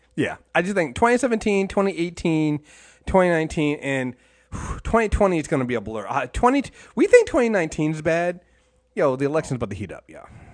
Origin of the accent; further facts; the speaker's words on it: Maryland, United States; I'm from Maryland